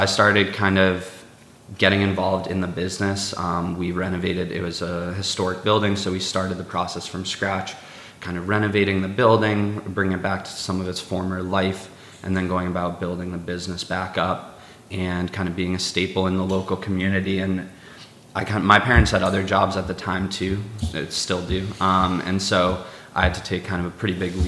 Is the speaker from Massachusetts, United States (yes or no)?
yes; Cape Cod, Massachusetts, United States; So I grew up on Cape Cod